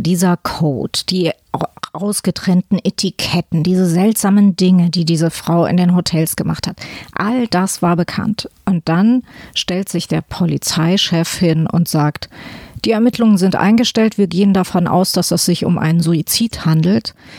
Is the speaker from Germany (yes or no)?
yes; Hesse, Germany; aus Hessen, wo ich her bin